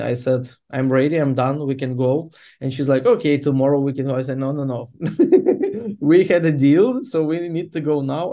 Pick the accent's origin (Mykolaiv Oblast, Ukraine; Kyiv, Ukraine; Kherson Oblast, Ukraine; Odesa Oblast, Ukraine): Mykolaiv Oblast, Ukraine; Mykolaiv; English is a second language; Mykolaiv is my hometown